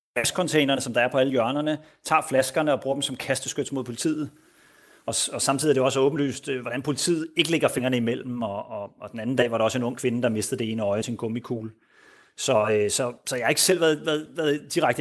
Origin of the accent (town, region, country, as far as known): Denmark; now in Spain